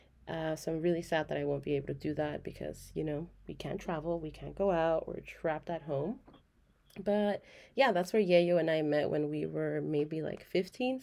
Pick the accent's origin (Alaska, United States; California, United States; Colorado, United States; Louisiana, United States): California, United States; Los Angeles; Born and raised in Los Angeles, but Oaxaca to my core.